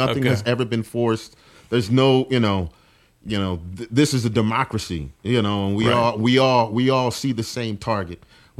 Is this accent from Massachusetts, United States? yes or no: no; Virginia, United States; now in Atlanta, United States; I am from Virginia, born and raised in Virginia.